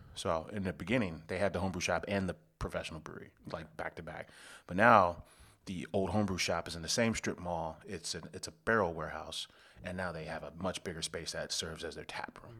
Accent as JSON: {"language": "English", "area": "South Suburbs of Chicago", "region": "Illinois", "country": "United States", "lives_now": "Chicago, United States", "said": "I'm from the South Burbs, so I was out there, um, near Orland Park."}